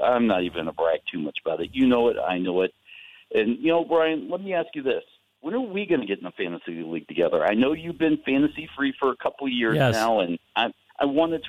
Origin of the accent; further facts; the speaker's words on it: Atlanta, Georgia, United States; Well, you know, I grew up in Atlanta